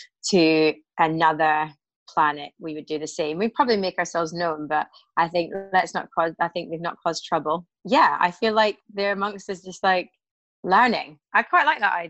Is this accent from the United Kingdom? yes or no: yes; Glasgow, Scotland, United Kingdom; now in London, United Kingdom